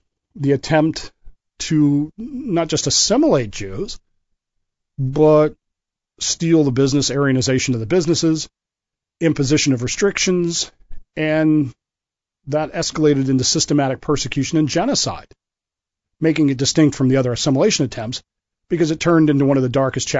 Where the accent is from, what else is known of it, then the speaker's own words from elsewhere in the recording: United States; I'm an American